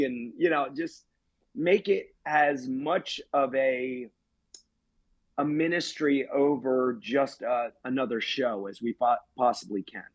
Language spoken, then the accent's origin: English; United States; I've become an advocate in my hometown with Cecil Solidarity